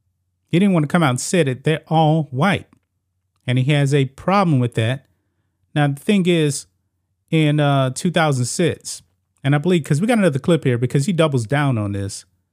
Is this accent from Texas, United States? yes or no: yes; Beaumont, Texas, United States; He's from my hometown, and he is embarrassing my hometown. Thankfully, you know, Beaumont is actually a football city, not necessarily a basketball city.